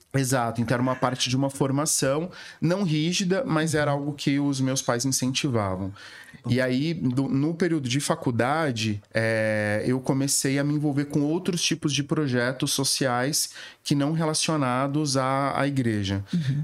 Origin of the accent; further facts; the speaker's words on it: Viradouro, São Paulo, Brazil; moved away as an adult; also born or lived in Ribeirão Preto; now in São Paulo, Brazil; Eu nasci em Viradouro e, e, estudei em Ribeirão Preto. Com logo adolescente me mudei para Ribeirão Preto.